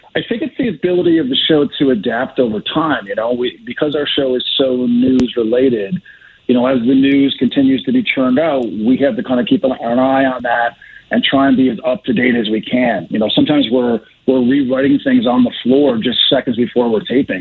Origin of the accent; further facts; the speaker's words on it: Newfoundland and Labrador, Canada; now in Calgary, Canada; I was just from Newfoundland